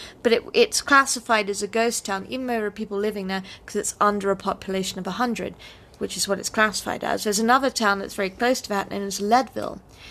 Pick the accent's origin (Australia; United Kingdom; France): United Kingdom; I'm British, so I that.